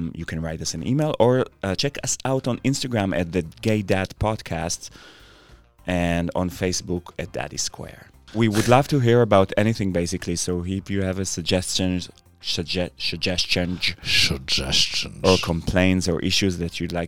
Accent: Israel; English is a second language; now in United States; I'm an immigrant from Israel and I'm not an American.

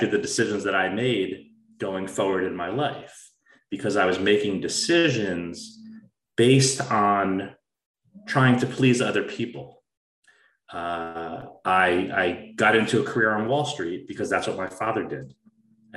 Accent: New Jersey, United States; I grew up in New Jersey, a suburb of New York City, to a very solid family

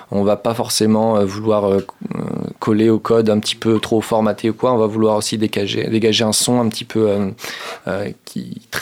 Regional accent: Angers, Pays de la Loire, France; moi, je suis d'Angers

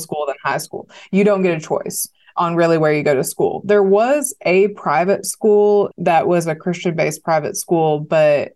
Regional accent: Arkadelphia, Arkansas, United States; accent: Southern; also born or lived in New York; I was raised in Arkansas. I'm the only person in my family with a Southern accent.

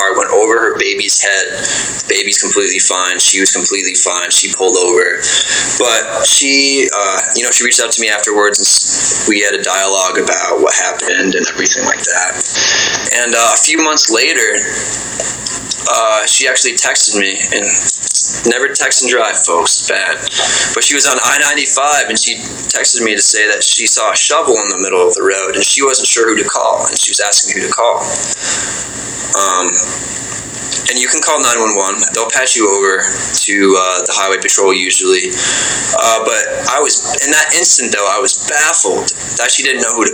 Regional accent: Vermont, United States; I grew up in Vermont for the most part, which is a really small state.

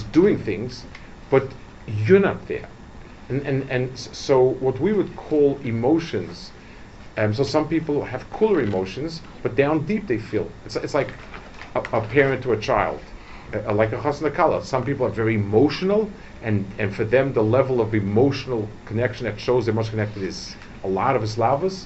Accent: New York City, New York, United States; I grew up in Lower East Side.

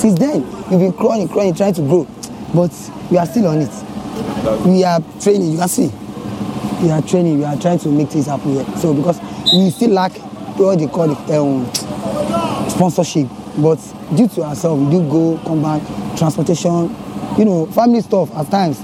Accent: Lagos, Nigeria; also born or lived in Osun State; I am from Osun State. I was born here in Lagos.

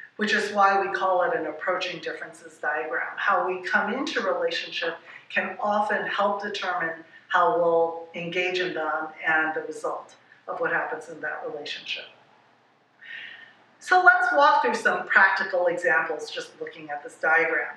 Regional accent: Hawaii, United States; I'm from Hawaii

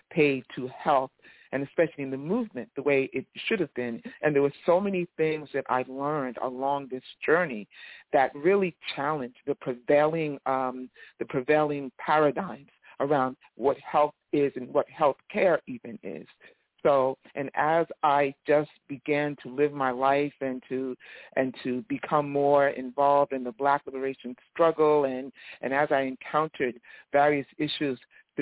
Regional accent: East Orange, New Jersey, United States; I'm a longtime community activist out of New Jersey, in the Newark area. I'm from East Orange

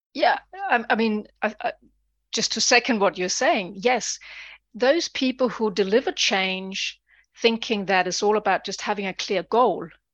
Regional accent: Denmark; moved away as an adult; now in United Kingdom; I'm originally from Denmark. I've lived over twenty years in the U K.

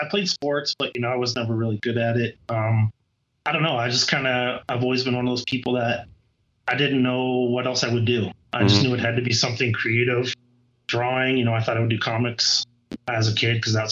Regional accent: South Dakota, United States; moved away as an adult; now in Colorado, United States; I grew up in the middle of the country in South Dakota

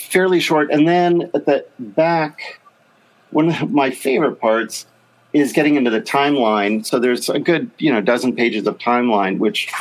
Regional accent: Berkeley, California, United States; growing up in the Bay Area

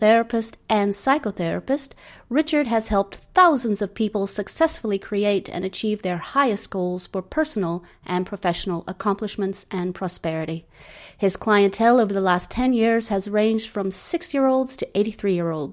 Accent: Suffolk, near Bury St Edmunds, East of England, United Kingdom; moved away; I grew up in East Anglia, Suffolk, near Bury St. Edmunds

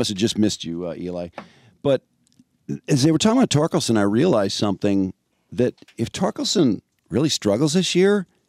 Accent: Chicago, Illinois, United States; I remember growing up in Chicago

